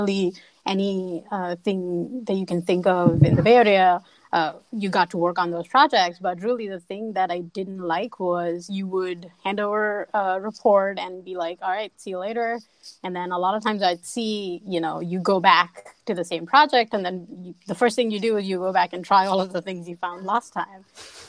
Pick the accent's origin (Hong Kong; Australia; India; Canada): India; moved away as an adult; now in Pittsburgh, United States; that's kind of how I moved to here from India and didn't really like look back since then